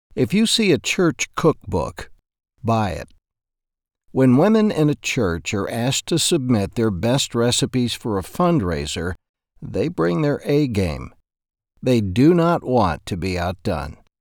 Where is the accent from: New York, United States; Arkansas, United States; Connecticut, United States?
Arkansas, United States; Ashdown; my hometown, Ashdown, Arkansas